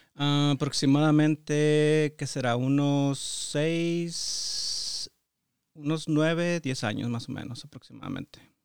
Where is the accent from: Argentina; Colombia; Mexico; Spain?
Mexico; San Pedro de las Colonias, Coahuila; moved away as an adult; also born or lived in Torreón, Coahuila / Saltillo, Coahuila / Detroit; now in United States; yo nací que en Torreón, Coahuila. Solo nací ahí. Y, pero viví toda mi niñez y parte de mi juventud en un ejido, municipio de San Pedro de las Colonias Coahuila.